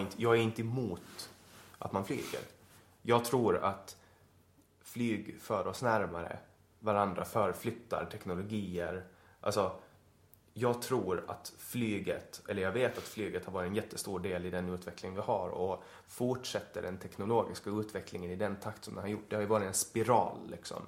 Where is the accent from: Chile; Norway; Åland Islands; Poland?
Åland Islands; moved away as an adult; also born or lived in Stockholm; som ålänning